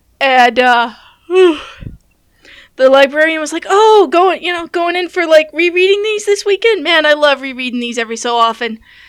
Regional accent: Nebraska, United States; also born or lived in Wyoming; moved out of my parents' house, we were actually living in Wyoming at the time, and I wanted to move back to my hometown in Nebraska.

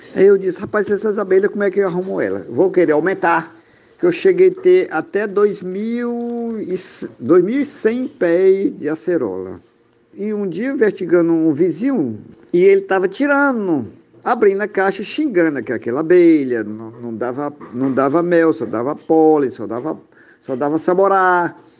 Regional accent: Barra do Corda, Maranhão, Brazil; Sou aqui do Maranhão, da cidade do Barra do Corda, Brasil.

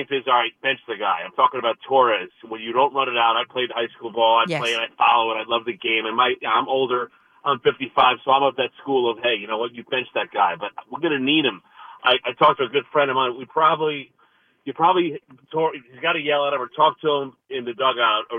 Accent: Paramus, New Jersey, United States; I grew up in Paramus and then Ramsey High School

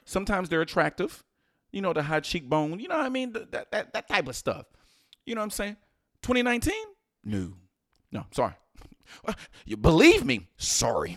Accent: Houston, Texas, United States; I'm from Houston

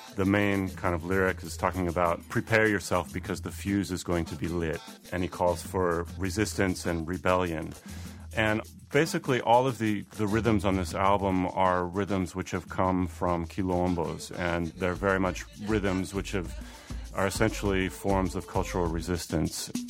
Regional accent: Seattle, Washington, United States; moved away as an adult; now in Brazil; I'm originally from Seattle

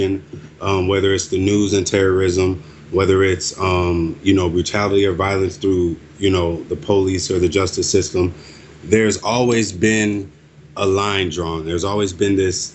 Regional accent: United States; I was born and raised here. I am an American

